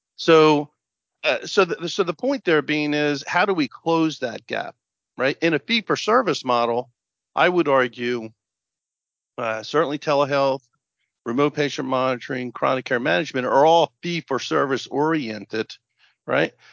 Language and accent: English; New Jersey, United States; we're both from Jersey, so I was on the board of education for a long time. I was the county Monmouth County legislative representative